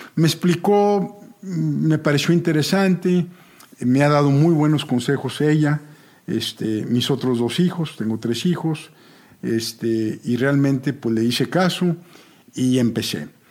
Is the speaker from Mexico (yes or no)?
yes; Monterrey, Nuevo León, Mexico; yo nací en Monterrey, soy el mayor de una familia de comerciantes